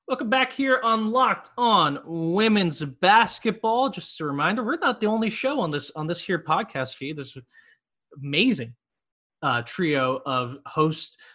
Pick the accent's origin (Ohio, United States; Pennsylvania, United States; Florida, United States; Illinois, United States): Florida, United States; Miami; but I'm from Miami, so like I've never been to Arkansas.